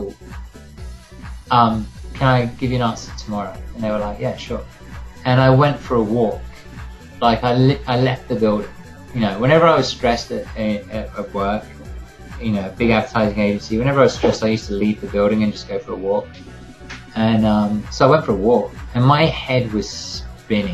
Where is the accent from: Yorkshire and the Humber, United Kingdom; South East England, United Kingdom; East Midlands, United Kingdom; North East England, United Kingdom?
South East England, United Kingdom; Worthing; moved away as an adult; also born or lived in London; now in New York, United States; I'm not from London. I'm from the south coast, from a little town called Worthing